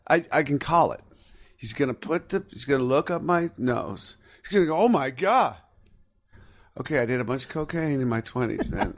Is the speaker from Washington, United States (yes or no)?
yes; Seattle, Washington, United States; my hometown of Seattle